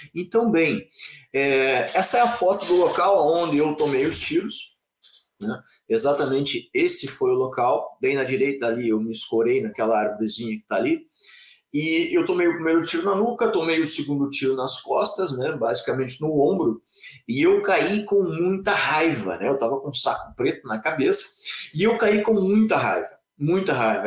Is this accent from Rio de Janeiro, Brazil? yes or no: no; interior of Rio Grande do Sul, Brazil; moved away as an adult; also born or lived in Porto Alegre / Joaçaba; eu sou gaúcho do interior do Rio Grande do Sul